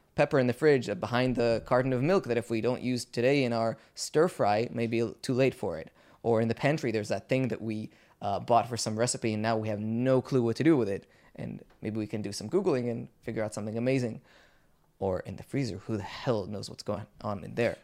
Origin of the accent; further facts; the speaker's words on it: Israel; we Israelis